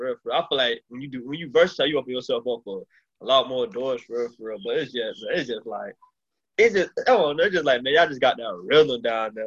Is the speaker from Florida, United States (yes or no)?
yes; Miami, Florida, United States; now in Georgia, United States; I'm in Georgia right now, but I'm born and raised in Miami. I'm from Florida